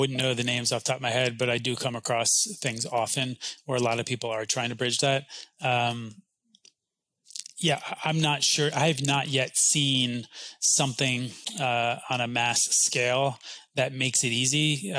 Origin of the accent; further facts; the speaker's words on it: New York, United States; now in Austin, United States; even though I came from New York and I was a country fan